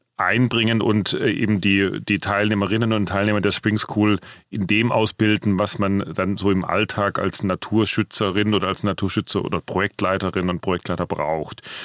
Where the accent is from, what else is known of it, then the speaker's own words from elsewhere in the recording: Swabia, Germany; moved away as an adult; now in Frankfurt, Germany; angefangen habe ich in meiner schwäbischen Heimat